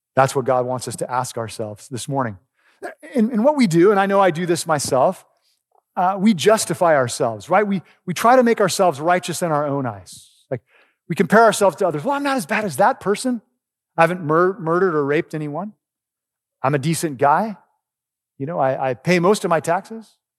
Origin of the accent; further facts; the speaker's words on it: Oregon, United States; moved away; I grew up in Oregon